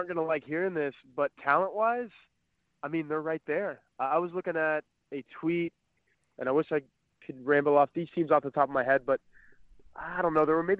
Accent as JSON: {"language": "English", "region": "Texas", "country": "United States", "moved": "yes", "said": "I'm from Texas, Darren, and I've never been to El Paso"}